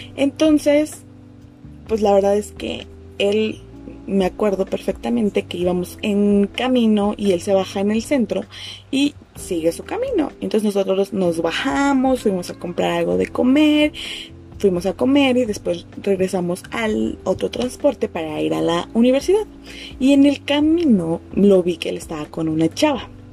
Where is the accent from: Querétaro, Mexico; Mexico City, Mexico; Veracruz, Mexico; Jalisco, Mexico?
Mexico City, Mexico; also born or lived in Chetumal, Quintana Roo; Yo soy de la Ciudad de México, me fui a estudiar a Chetumal